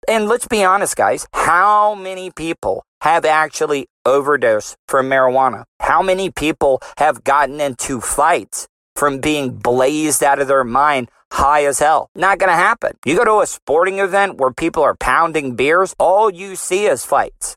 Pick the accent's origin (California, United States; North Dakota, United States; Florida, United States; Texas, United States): Florida, United States; De Leon Springs; me and my boys growing up in De Leon Springs